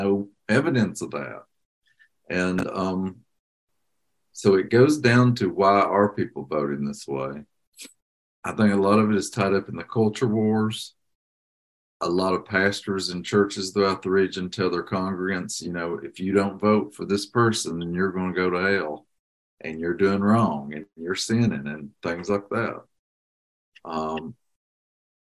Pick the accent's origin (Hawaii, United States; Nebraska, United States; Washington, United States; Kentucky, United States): Kentucky, United States; Eastern; where are you from? And I'll say Eastern Kentucky